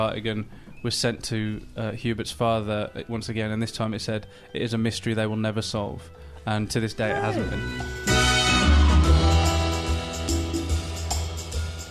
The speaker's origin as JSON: {"language": "English", "area": "near Lichfield", "region": "West Midlands", "country": "United Kingdom", "tie": "born or raised there", "said": "I grew up near Lichfield"}